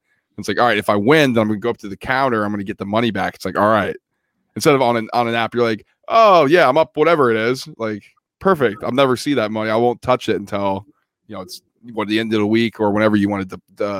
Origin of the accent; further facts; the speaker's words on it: Montana, United States; moved away; I went back home for Christmas and I'm from Montana.